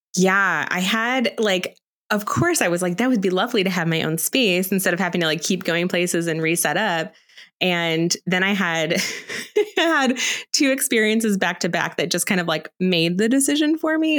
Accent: Aurora, United States; I grew up here in Aurora

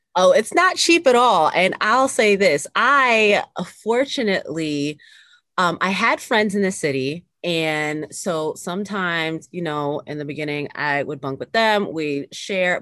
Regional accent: Lower Westchester, New York, United States; also born or lived in Bronx, New York; I was born in the Bronx, New York, and raised in Lower Westchester, which is the suburbs, right outside of New York City.

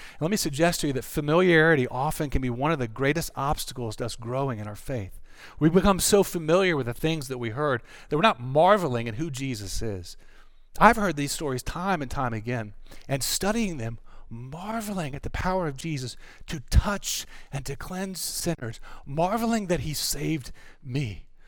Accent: North Carolina, United States; I'm from North Carolina. We do pork down there

